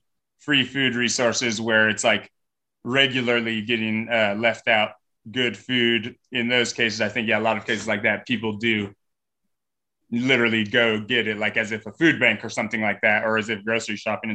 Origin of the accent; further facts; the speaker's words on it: California, United States; Like my partner and I came from Northern California